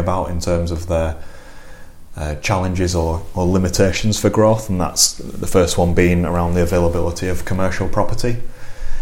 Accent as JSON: {"language": "English", "area": "Lancashire, near Blackburn", "region": "North West England", "country": "United Kingdom", "tie": "born or raised there", "also_born_or_lived": "Manchester", "moved": "as an adult", "lives_now": "Harrogate, United Kingdom", "said": "I grew up in Lancashire, near Blackburn."}